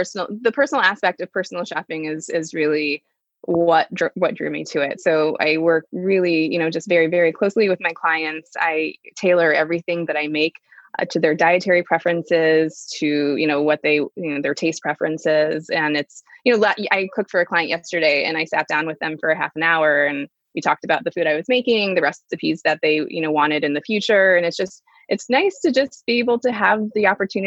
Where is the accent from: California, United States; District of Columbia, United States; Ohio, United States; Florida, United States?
Ohio, United States; Dayton; I grew up in Dayton, Ohio.